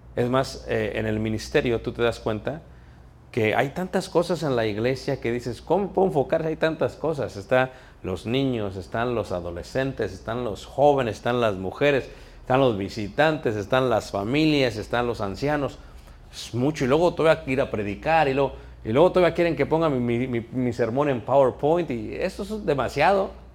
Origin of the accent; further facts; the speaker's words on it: Mexico; moved away; Soy mexicano, sí soy naturalizado aquí